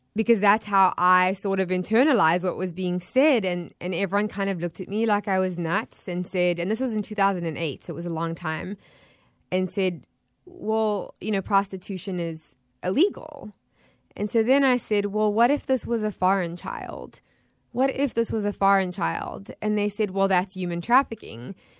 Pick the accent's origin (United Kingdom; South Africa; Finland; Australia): South Africa; Johannesburg, Gauteng; also born or lived in Florida; now in Tampa Bay, United States; being born and raised in South Africa